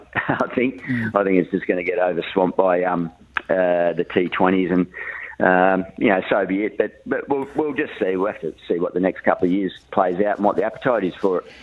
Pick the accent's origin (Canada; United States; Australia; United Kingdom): Australia; northern New South Wales; back in my hometown. He was he was catching up with my parents and Mel's parents over there in northern New South Wales